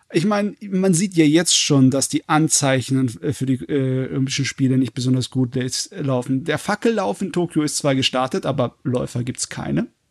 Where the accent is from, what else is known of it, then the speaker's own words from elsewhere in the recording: Germany; bei uns in Deutschland